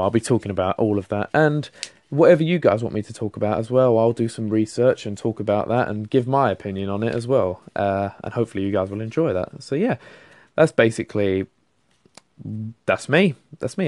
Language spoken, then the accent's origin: English; London, United Kingdom; accent: London; I'm from London. Uh, as you can tell from my voice, hopefully I've got the London accent. I've lived here m-, my whole life.